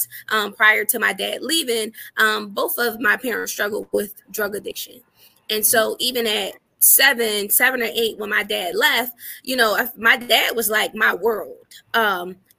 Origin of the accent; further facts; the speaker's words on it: Philadelphia, Pennsylvania, United States; also born or lived in Atlanta, Georgia; I was born and raised from Philadelphia, Pennsylvania, North Philly to be exact